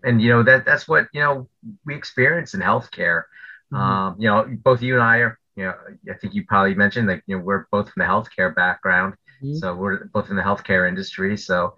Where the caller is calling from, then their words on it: Millburn, New Jersey, United States; I'm joining you from New Jersey. I live in New Jersey, town called Millburn, New Jersey. People might know it by the mall that's near us, Short Hills Mall.